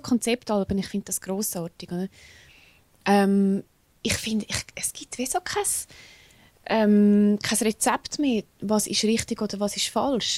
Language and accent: German; Switzerland; accent: Swiss German; first language Swiss German; Ich kann Englisch ist auch meine Zweitsprache, aber ich denke in Schweizerdeutsch. Genau. Ich rede in Schweizerdeutsch